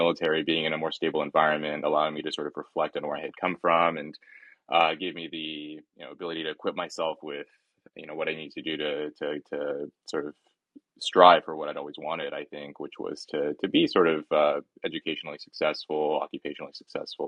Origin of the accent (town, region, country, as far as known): Red Bluff, California, United States; born or raised there; moved away as an adult; also born or lived in Los Angeles, United States / New Haven, United States; now in Cambridge, United Kingdom